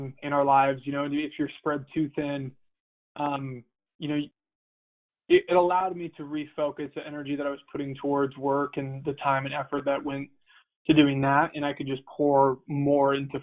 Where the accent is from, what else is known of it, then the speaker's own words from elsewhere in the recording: Missoula, Montana, United States; U of M was my only offer, and, you know, it was my hometown team